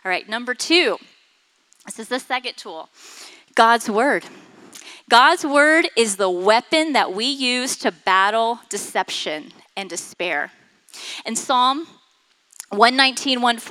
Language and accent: English; Florida, United States; I grew up in Florida